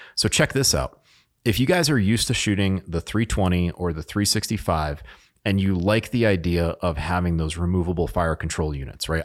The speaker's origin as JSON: {"language": "English", "region": "New England", "country": "United States", "said": "I'm from New England"}